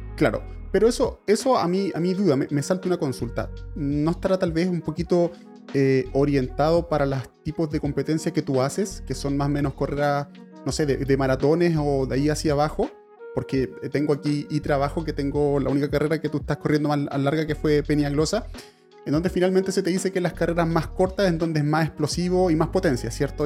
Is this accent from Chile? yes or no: yes; Chile; yo soy chileno